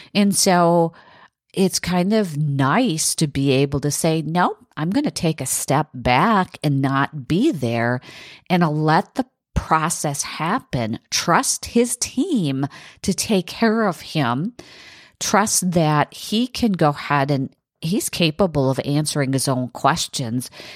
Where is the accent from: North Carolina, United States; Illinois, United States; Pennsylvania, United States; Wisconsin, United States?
Wisconsin, United States; south of Green Bay; from my hometown in, in south, south of Green Bay to Milwaukee